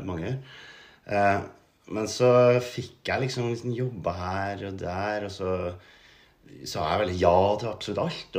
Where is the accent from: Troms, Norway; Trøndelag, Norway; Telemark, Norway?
Trøndelag, Norway; Steinkjer; moved away; Jeg er fra Steinkjer, egentlig